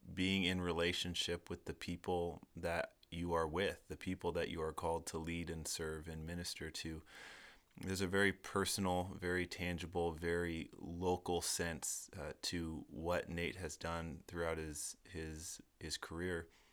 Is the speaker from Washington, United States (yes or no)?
yes; Seattle, Washington, United States; I'm from Seattle